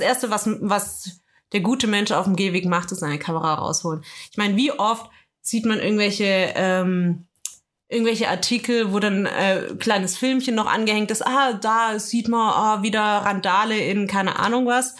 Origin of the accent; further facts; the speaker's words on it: Swabia, Germany; Ich bin Schwabe.